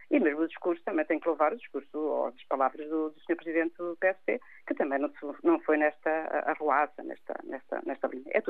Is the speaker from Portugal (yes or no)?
yes; Portugal; E, portanto, somos nós portugueses, somos nós Portugal.